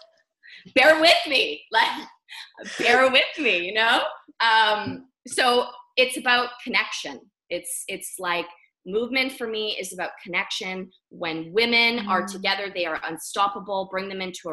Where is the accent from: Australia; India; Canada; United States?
Canada; Vancouver, British Columbia; moved away as an adult; now in Bali, Indonesia; I'm from Canada. I was raised in Vancouver, British Columbia